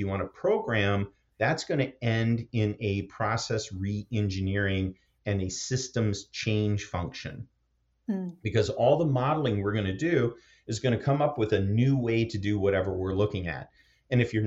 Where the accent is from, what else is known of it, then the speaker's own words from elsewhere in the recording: Michigan, United States; I grew up in Michigan in a small town of about 200 people